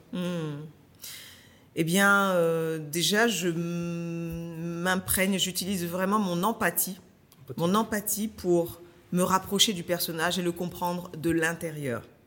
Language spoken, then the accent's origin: French; Paris suburbs, Île-de-France, France; also born or lived in Martinique; j'étais une jeune martiniquaise qui a grandi en banlieue parisienne